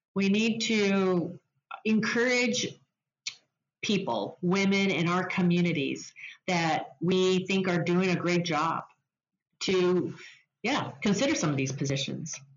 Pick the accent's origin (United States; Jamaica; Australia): United States; Spokane, Washington; in Spokane, which is my hometown